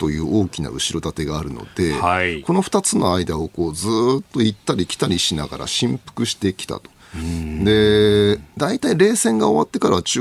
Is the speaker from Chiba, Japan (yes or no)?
yes; Matsudo, Chiba, Japan; now in Yokohama, Japan; まれ故郷の千葉県松戸市はいつ行っても変わんないんで